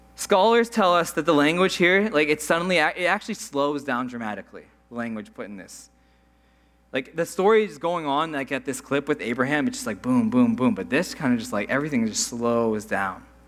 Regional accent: Saskatchewan, Canada; moved away; I'm from Saskatchewan

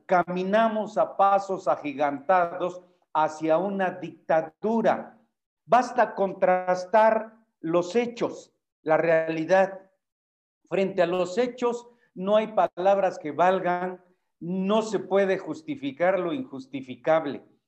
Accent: Mexico; como mexicano en general

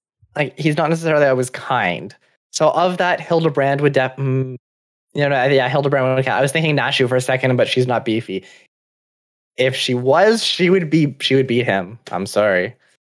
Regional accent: Canada

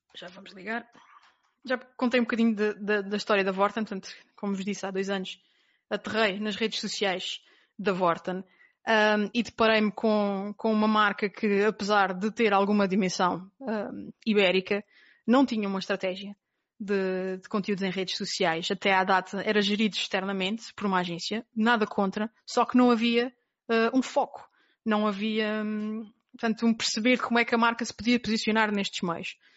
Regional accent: Terceira Island, Azores, Portugal; moved away as an adult; eu nasci na Ilha Terceira, nos Açores. Portanto, vivi até aos 18 anos na Ilha Terceira

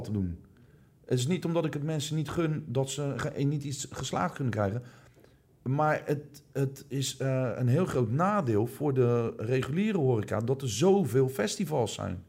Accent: Rotterdam, South Holland, Netherlands; also born or lived in Breda; ik ben echt een Rotterdammer

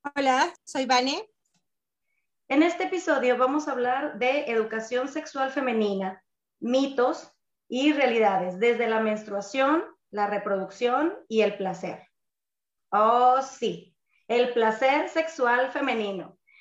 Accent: Sonora, Mexico; moved away as an adult; soy sonorense, foránea desde hace casi una década

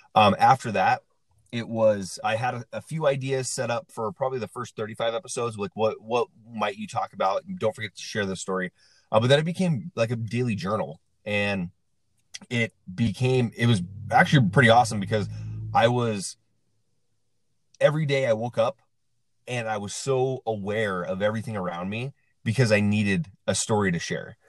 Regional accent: Central Washington, United States; now in Las Vegas, United States; I'm from Central Washington in a town of about uh, around 2,000 people

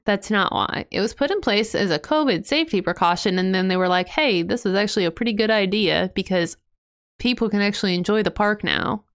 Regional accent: Ohio, United States; I'm from Ohio. I love Ohio

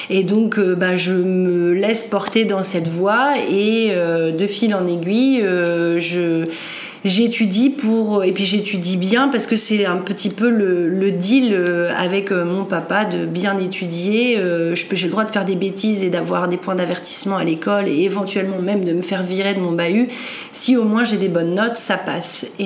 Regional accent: northern France, France; je suis originaire du nord de la France.

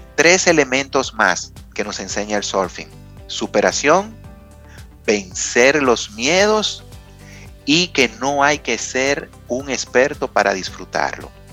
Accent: Dominican Republic; nosotros como dominicanos

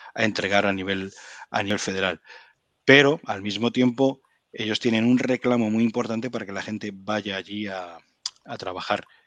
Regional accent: Spain; moved away as an adult; now in Ottawa, Canada; a mí como español

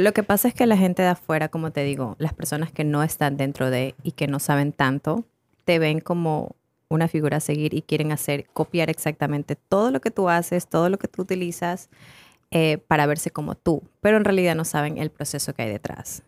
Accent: Ecuador; yo soy ecuatoriana, tengo 27 años

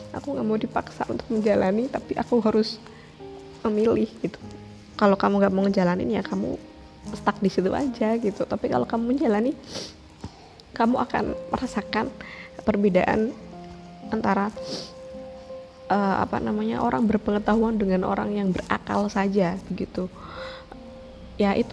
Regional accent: Pati, Central Java, Indonesia; aku orang Pati aku basically adalah seorang aktivis sebenarnya

